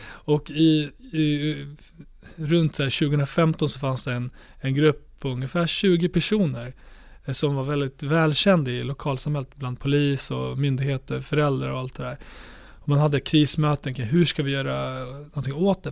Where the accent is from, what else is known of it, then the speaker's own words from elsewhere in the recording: Borlänge, Dalarna County, Sweden; min hemstad Bålänge